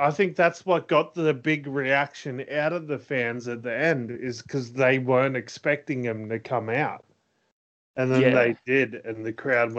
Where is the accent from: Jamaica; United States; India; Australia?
Australia; we're not Americans